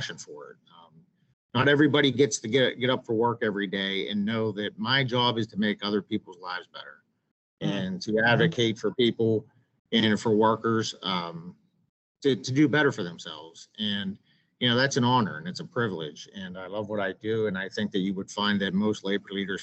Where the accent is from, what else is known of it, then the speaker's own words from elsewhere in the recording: Western Pennsylvania, United States; I grew up in Western Pennsylvania